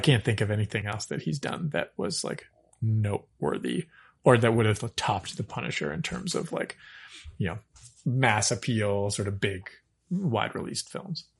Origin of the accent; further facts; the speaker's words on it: Regina, Saskatchewan, Canada; I was born in Regina, Saskatchewan.